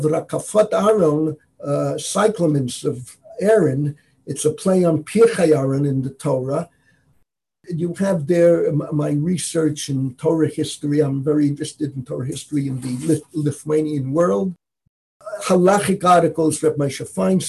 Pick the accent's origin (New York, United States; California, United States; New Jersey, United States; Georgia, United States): New York, United States; New York City; moved away as an adult; now in Jerusalem, Israel; I was born and raised on Washington Avenue. In the Bronx